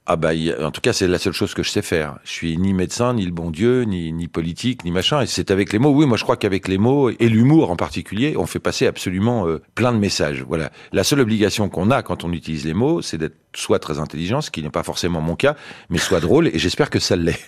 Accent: France; je suis français moi. Je suis pas israélien.

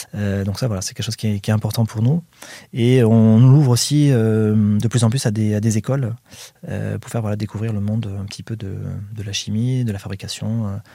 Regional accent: Saint-Jean-d'Illac, Nouvelle-Aquitaine, France; je suis originaire de Saint-Jean-d'Iac

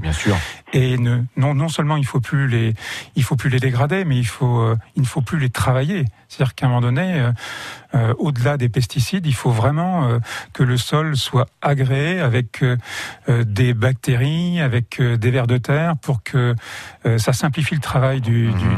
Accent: Château-du-Loir, Pays de la Loire, France; je suis natif de Château du Loir et que mes racines sont ici

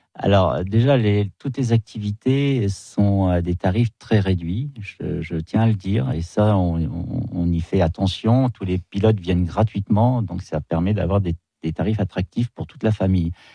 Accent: near Lohéac, Ille-et-Vilaine, Brittany, France; je suis pas de l'Oéac, mais je suis très près

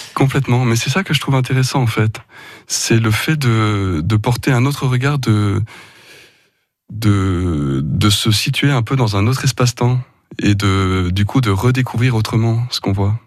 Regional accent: Ardèche, Auvergne-Rhône-Alpes, France; je suis né dans, les Alpes de Provence mhm. et mes parents se sont installés quand j'avais 5 ans à Chirol. Donc euh, j'ai grandi en Ardèche

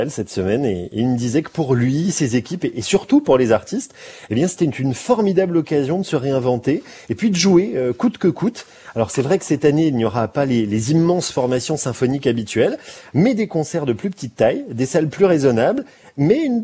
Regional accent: Besançon, Bourgogne-Franche-Comté, France; généralement quand je dis que je viens de Besançon, on me répond ah oui Brégançon

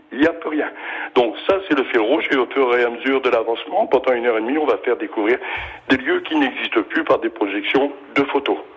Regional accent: Bapaume, Hauts-de-France, France; moved away; also born or lived in Villers-au-Flos; je suis moi-même originaire de Bapom. Je n'habite pas encore Bapom

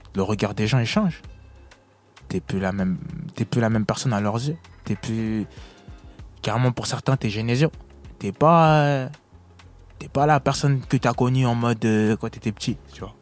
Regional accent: Villeneuve-Saint-Georges, Île-de-France, France; also born or lived in Congo; J'avais déjà fait une salle chez moi à Villeneuve-Saint-Georges au théâtre de Villeneuve

